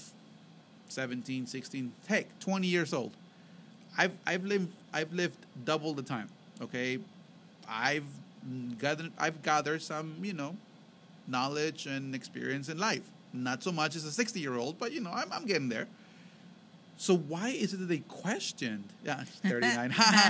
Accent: Mexico; moved away; when we were growing up in Mexico

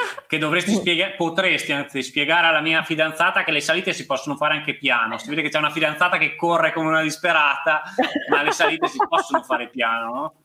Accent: Trentino-Alto Adige, Italy; essendo trentino anch'io

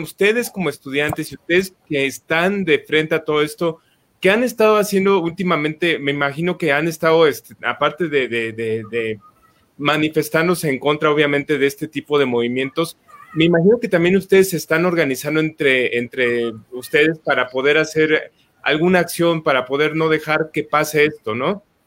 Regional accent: Mexico; como mexicanos

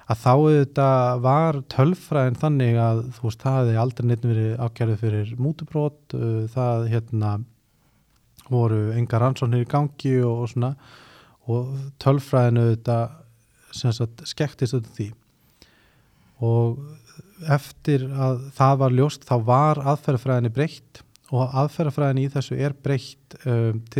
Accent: Iceland; moved away as an adult; ég er náttúrulega fluttið frá Íslandi þarna á þessum tíma

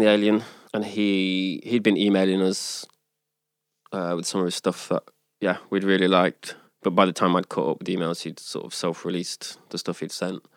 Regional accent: Leicester, East Midlands, United Kingdom; now in Sweden; I'm from Leicester

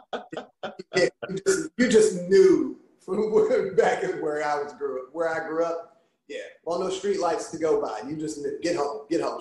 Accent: Richmond, Virginia, United States; also born or lived in Lynchburg, Virginia / Amherst County, Virginia; my parents moved to the big city, which is Richmond, when uh, before I was born. Okay. And uh, we uh, we lived in Richmond, just south of Richmond, for most of my life

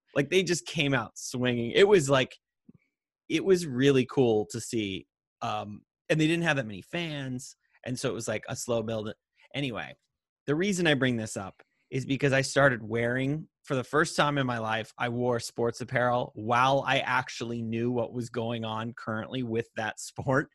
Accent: Montana, United States; moved away; also born or lived in Las Vegas; we grew up in Montana

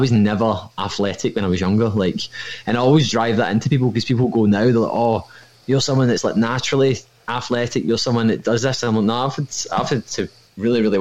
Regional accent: Irvine, Scotland, United Kingdom; I'm from Irvine in Ayrshire, but I work in Kilmarnock

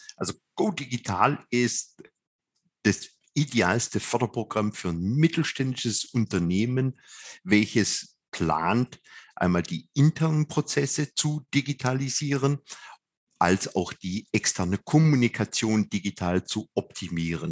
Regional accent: Swabia, Germany; als Schwabe

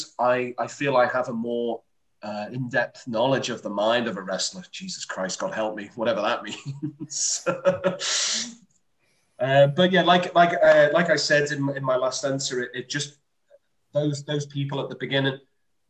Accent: Liverpool, North West England, United Kingdom; I'm from Liverpool

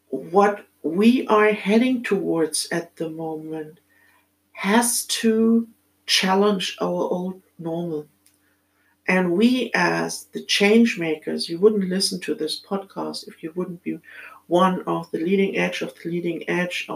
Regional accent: Germany; accent: German; English is a second language; as you might have heard from my accent, I'm born in Germany in this lifetime.

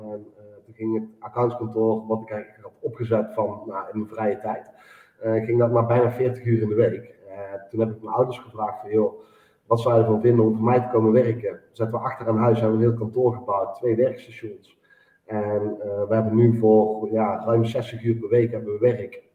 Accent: Eindhoven region, North Brabant, Netherlands; Ik kom uit de regio Eindhoven

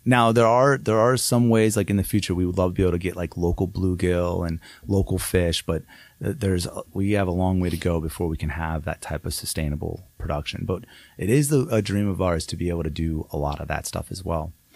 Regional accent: Downs, Illinois, United States; moved away as an adult; also born or lived in Las Vegas; my hometown

